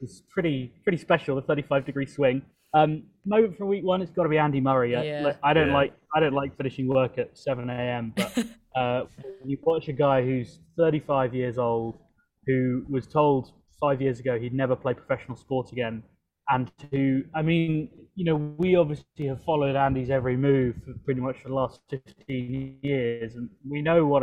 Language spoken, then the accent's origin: English; London, United Kingdom; moved away; back in my hometown of London